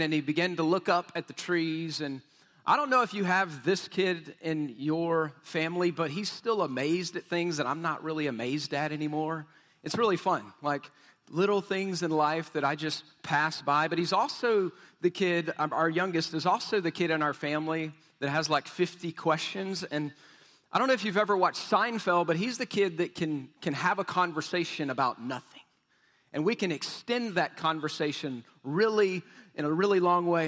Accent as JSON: {"language": "English", "region": "Texas", "country": "United States", "said": "We're from Texas"}